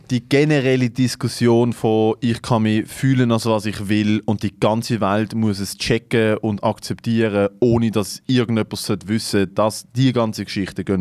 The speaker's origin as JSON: {"language": "German", "country": "Sri Lanka", "said": "Ich komme aus Sri Lanka."}